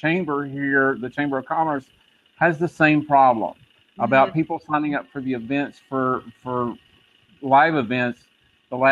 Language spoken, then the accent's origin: English; West Texas, United States; accent: Texas; I grew up in West Texas where the horse traders were there